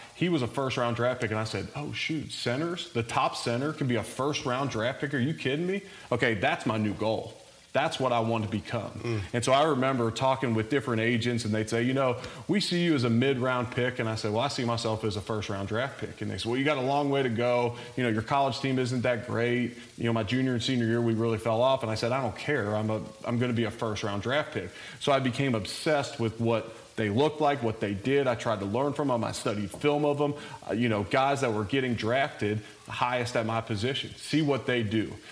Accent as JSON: {"language": "English", "town": "Cincinnati", "region": "Ohio", "country": "United States", "tie": "born or raised there", "also_born_or_lived": "Louisville", "moved": "yes", "said": "I'm originally from Cincinnati, so I grew up a big Bengals fan."}